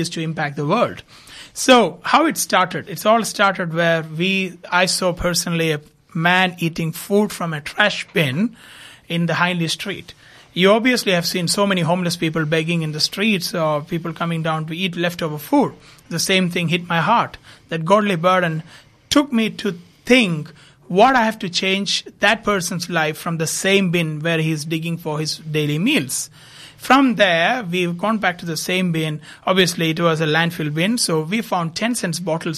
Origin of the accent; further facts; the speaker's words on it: India; moved away as an adult; also born or lived in Dubai, United Arab Emirates; now in Adelaide, Australia; I'm basically from India, moved to Australia in 2016